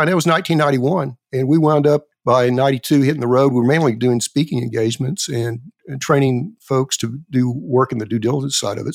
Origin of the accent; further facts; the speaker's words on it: Elk City, Oklahoma, United States; I was born and raised in Elk City, Oklahoma